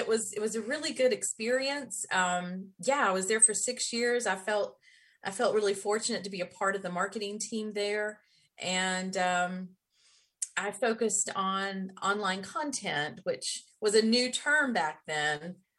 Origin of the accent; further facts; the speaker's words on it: Black Mountain, North Carolina, United States; also born or lived in Hickory; You know, actually, I was born in Western North Carolina in Hickory, which is at least used to be known as the furniture capital of the world. I did grow up in Western North Carolina in Black